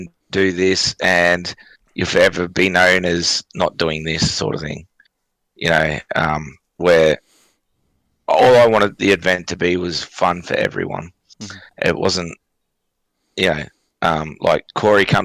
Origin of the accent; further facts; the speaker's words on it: Cairns, Queensland, Australia; I'm from Cairns